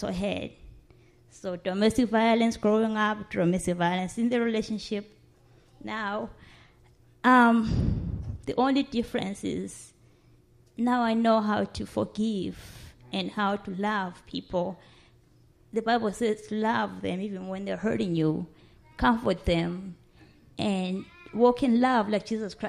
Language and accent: English; South Africa; moved away as an adult; now in Toledo, United States; I was born and raised in Africa, South Africa